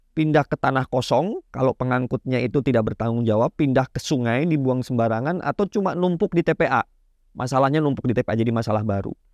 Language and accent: Indonesian; Banyuwangi, East Java, Indonesia; Saya asli Banyuwangi, Jawa Timur, uh, paling ujung Pulau Jawa gitu ya.